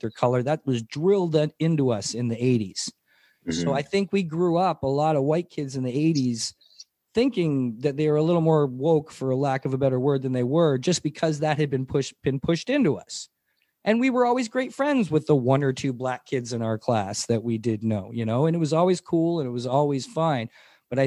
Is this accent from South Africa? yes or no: no; Mississauga, Ontario, Canada; born or raised there; also born or lived in St. Catharines, Ontario